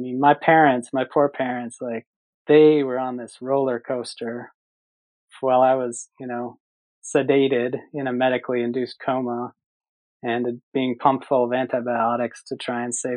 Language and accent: English; Minnesota, United States; moved away; I grew up in Minnesota